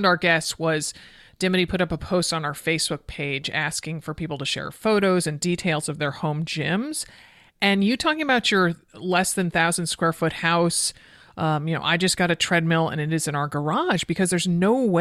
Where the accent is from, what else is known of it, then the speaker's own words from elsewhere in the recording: Connecticut, United States; I grew up in Connecticut